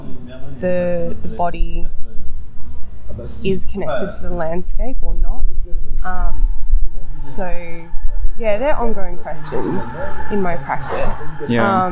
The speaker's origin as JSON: {"language": "English", "town": "Newcastle", "region": "New South Wales", "country": "Australia", "tie": "born or raised there", "also_born_or_lived": "Melbourne", "moved": "as an adult", "lives_now": "Cottbus, Germany", "said": "I grew up in Newcastle, and then I moved to Melbourne to finish off my fine art degree"}